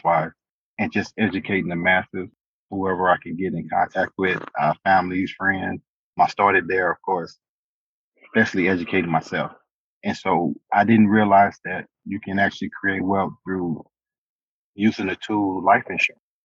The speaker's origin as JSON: {"language": "English", "town": "St. Louis", "region": "Missouri", "country": "United States", "tie": "born or raised there", "moved": "as an adult", "lives_now": "El Paso, United States", "said": "born and raised in St. Louis, Missouri"}